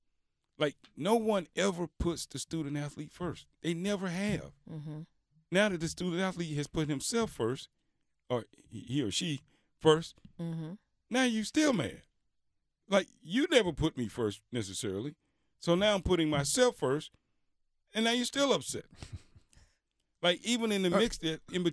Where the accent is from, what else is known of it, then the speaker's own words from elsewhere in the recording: Mississippi, United States; growing up in Mississippi and being from Mississippi